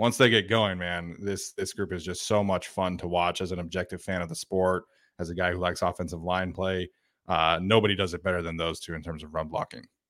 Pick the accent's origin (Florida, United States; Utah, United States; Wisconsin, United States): Utah, United States; now in California, United States; I grew up in Utah, and the thing I absolutely miss the most about living in Utah